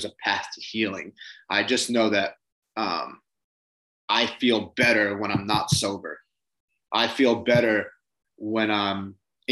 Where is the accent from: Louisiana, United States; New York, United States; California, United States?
New York, United States; Long Island; So I grew up in Long Island, same as you. I grew up more on the East End